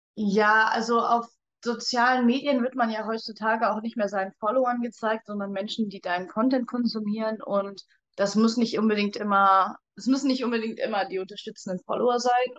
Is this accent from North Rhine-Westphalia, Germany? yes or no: yes; Cologne area, North Rhine-Westphalia, Germany; ich komme aus dem Raum Köln